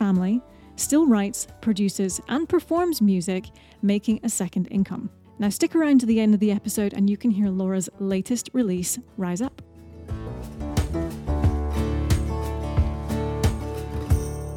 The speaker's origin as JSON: {"language": "English", "country": "United Kingdom", "said": "I'm British"}